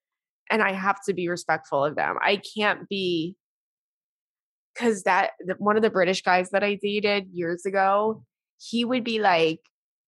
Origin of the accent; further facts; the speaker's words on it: Brooklyn, New York, United States; I'm from Brooklyn and my family is loud and makes fun of each other from a place of love, of course.